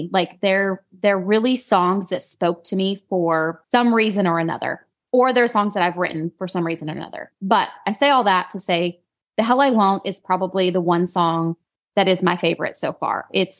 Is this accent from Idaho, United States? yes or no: yes; Idaho, United States; accent: country twang; now in North Carolina, United States; I still have this country twang, which is really weird because I grew up in Idaho, but living in North Carolina. Apparently I've adopted this accent and my family reminds me of it all the time.